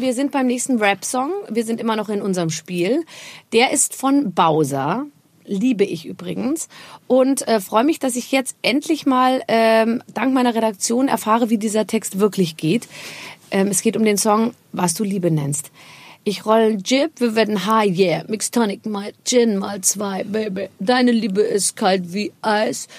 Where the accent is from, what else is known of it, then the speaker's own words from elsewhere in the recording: Rhineland-Palatinate, Germany; Also ich komme aus der Pfalz, meine Eltern ja. sind aus der Pfalz